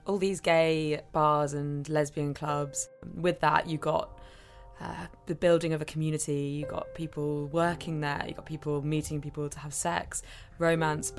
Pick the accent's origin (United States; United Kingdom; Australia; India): United Kingdom; Devon, South West England; moved away as an adult; I grew up in Devon, which was pretty isolated